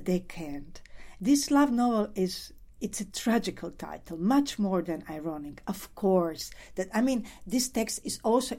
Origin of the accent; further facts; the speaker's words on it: Croatia; I'm coming from Croatia